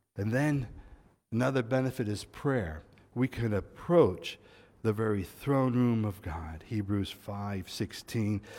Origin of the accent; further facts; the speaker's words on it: United States; moved away; as an American